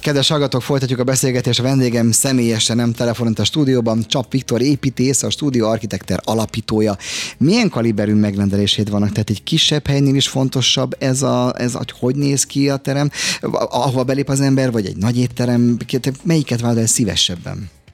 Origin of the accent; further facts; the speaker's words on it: Budapest, Hungary; Én egy nagyon városi gyerek vagyok, városban születtem, itt is Zuglóba